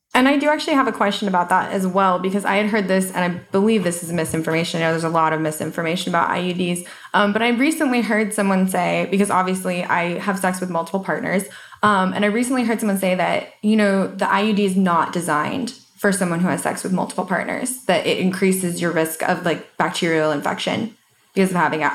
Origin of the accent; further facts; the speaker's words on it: Colorado, United States; moved away; I'm from Colorado originally